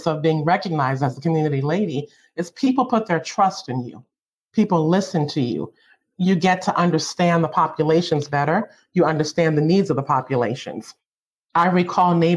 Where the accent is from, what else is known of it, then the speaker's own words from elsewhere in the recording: Baltimore, Maryland, United States; I lived in the community. I'm from Baltimore, Maryland.